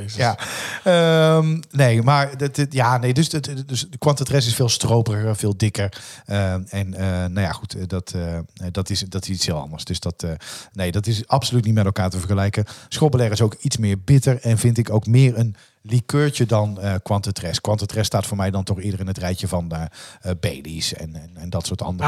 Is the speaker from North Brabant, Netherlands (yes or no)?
yes; Dongen, North Brabant, Netherlands; also born or lived in Oosterhout / Tilburg; ik ben eh, opgegroeid in Dongen.